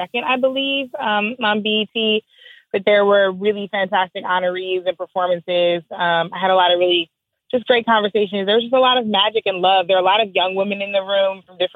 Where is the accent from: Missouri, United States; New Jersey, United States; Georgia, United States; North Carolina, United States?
Missouri, United States; St. Louis; Growing up in St. Louis, being told I was too far south when I was pumping gas in St. Louis City